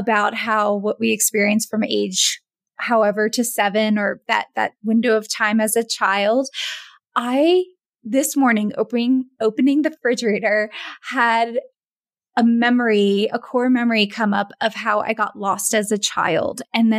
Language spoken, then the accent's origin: English; East Coast of the United States, United States; moved away as an adult; also born or lived in Pennsylvania; now in Jackson Hole, United States; I'm from the East Coast of the United States. And now I live in Jackson Hole, Wyoming